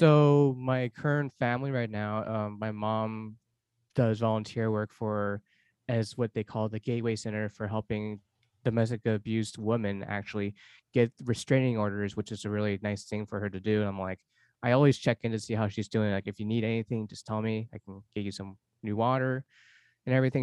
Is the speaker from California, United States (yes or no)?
yes; Los Angeles, California, United States; moved away as an adult; also born or lived in Seoul, South Korea; now in Portland, United States; I was adopted from Seoul, South Korea, four months old. I grew up in Los Angeles my whole life